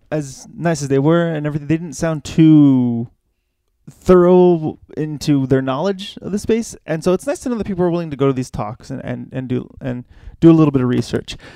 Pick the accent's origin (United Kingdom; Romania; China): China; Yeah, I'm from China.